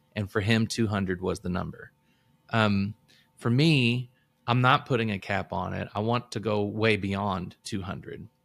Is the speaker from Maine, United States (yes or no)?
no; Illinois, United States; now in Louisville, United States; I moved to Kentucky. I'm from Illinois originally, uh, so I moved here in two thousand four